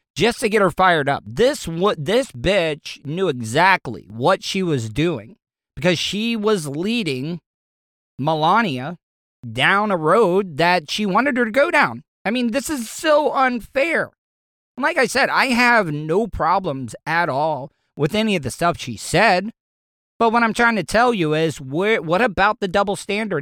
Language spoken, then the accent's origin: English; DeLeon Springs, Florida, United States; we don't have a college in DeLeon Springs. We don't even have a goddamn high school in DeLeon Springs.